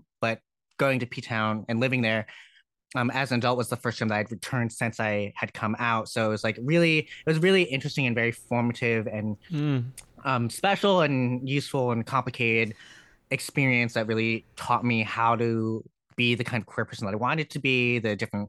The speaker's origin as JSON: {"language": "English", "region": "Connecticut", "country": "United States", "tie": "born or raised there", "said": "because I grew up in Connecticut. And Connecticut doesn't have public transit"}